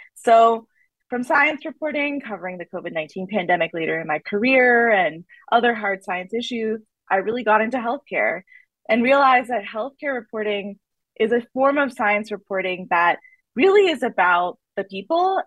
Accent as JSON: {"language": "English", "region": "the South", "country": "United States", "tie": "born or raised there", "said": "growing up in the South has been formative in so many different ways"}